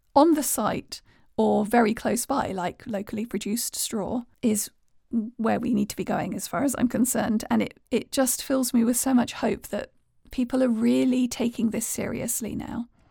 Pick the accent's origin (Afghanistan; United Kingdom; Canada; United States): United Kingdom; being British